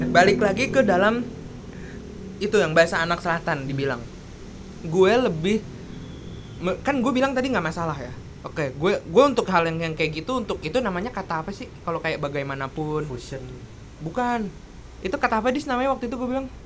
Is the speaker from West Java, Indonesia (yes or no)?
no; Jakarta, Indonesia; accent: Betawi; gue gue gue nggak punya dialek ya dialek dialek gue Betawi, uh